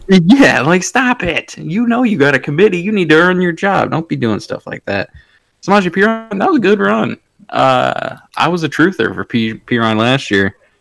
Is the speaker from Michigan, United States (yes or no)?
yes; Michigan, United States; I am from Michigan